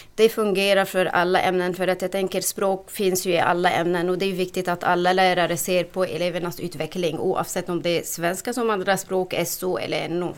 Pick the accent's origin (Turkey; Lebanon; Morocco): Lebanon; Swedish is a second language; moved away as an adult; now in Sweden; jag flyttade från Libanon till Sverige för är det 18 år tillbaka. Snart har jag bott i Sverige mer än jag har bott i mitt hemland